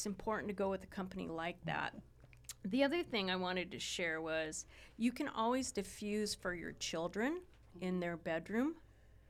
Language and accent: English; Ojai, California, United States; I grew up in Ojai, a lot of hippies there